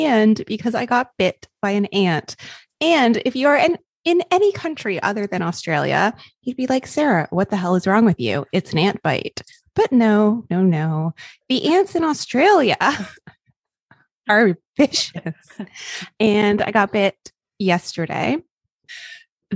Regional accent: Canada; as a Canadian

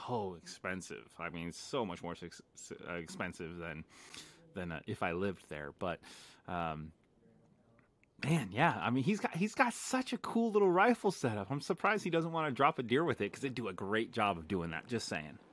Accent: Las Vegas, Nevada, United States; moved away; born and raised in Vegas

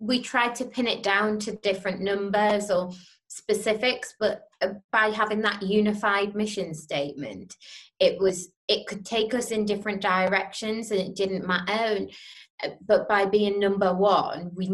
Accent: Newcastle upon Tyne, North East England, United Kingdom; I was from Newcastle

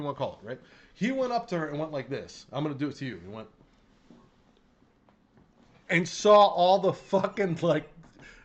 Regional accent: Chicago, Illinois, United States; I'm from Chicago

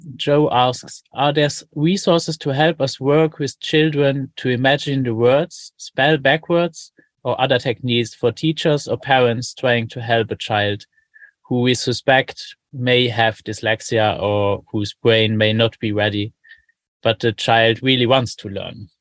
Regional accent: Luxembourg; I'm from Luxembourg

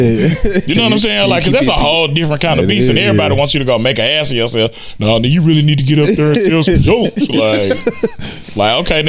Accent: Memphis, Tennessee, United States; moved away; I'm originally from Memphis.

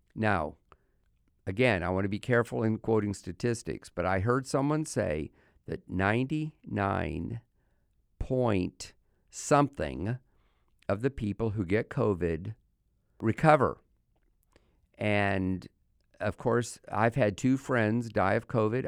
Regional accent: United States; as an American

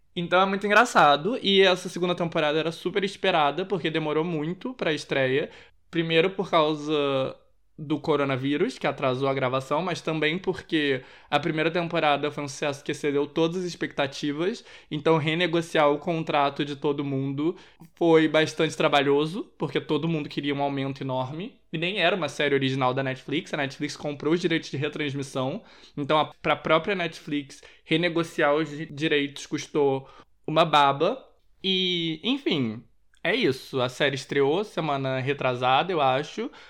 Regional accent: Rio de Janeiro, Brazil; eu sou da zona sul do Rio de Janeiro

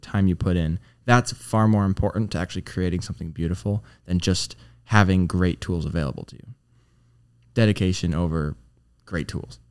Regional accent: Clinton, Michigan, United States; I went back to Clinton, Michigan

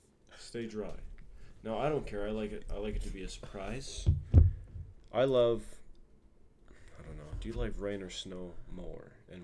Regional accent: West Coast, United States; we're from the West Coast, so we probably get more rain than snow

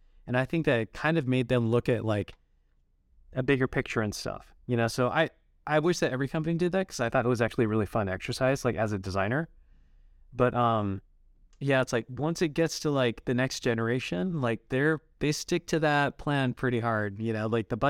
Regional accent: Utah, United States; my parents are Japanese. Even though I grew up in Utah, I still am, you know, really proud of my heritage and stuff.

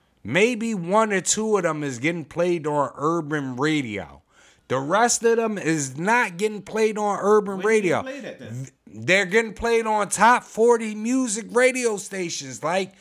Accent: Philadelphia, Pennsylvania, United States; We're from Philly, right?

